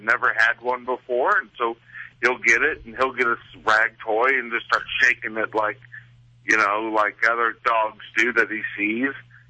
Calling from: Phoenix, Arizona, United States; I'm calling from Phoenix.

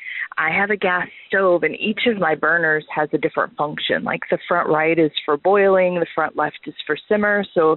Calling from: Missouri, United States; I'm calling from Missouri.

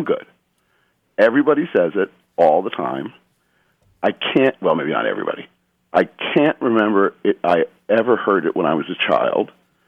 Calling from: Underhill, Vermont, United States; I'm calling from Underhill, Vermont.

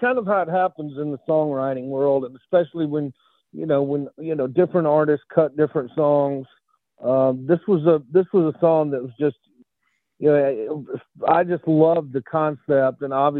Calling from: Birmingham, Alabama, United States; Birmingham, Alabama right now.

